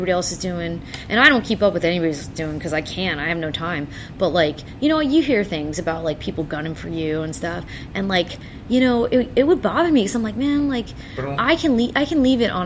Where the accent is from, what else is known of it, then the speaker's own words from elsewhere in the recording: South Florida, United States; we're from South Florida